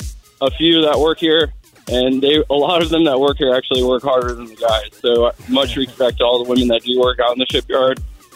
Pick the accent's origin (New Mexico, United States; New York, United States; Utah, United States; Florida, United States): Florida, United States; South; also born or lived in Seattle area, Washington; now in Seattle, United States; I'm actually originally from South Florida, so moving out here was definitely a change, but I love it. It's my new home.